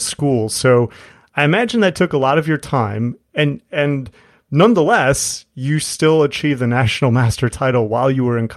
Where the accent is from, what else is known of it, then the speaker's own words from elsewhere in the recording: Chicago, Illinois, United States; I'm from Chicago